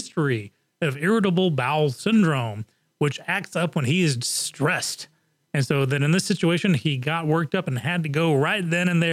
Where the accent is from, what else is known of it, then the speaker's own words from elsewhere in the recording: England, United Kingdom; moved away; I grew up on soccer in England.